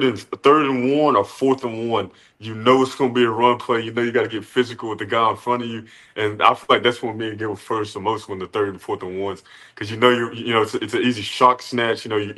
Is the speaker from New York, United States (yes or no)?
no; Dallas, Texas, United States; now in Los Angeles, United States; being in Denton, like, we're from Dallas kids, and that was only, like, 45 minutes away, like, moving all the way out to LA.